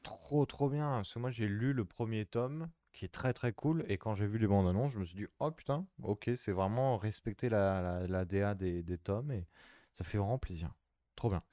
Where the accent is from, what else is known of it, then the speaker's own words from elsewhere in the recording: France; on est français.